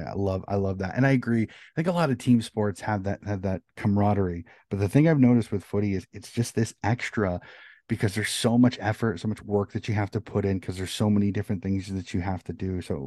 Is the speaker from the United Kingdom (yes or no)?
no; United States; Being an American, I've kind of jumped into footy, but I don't have that lifelong connection to the sport.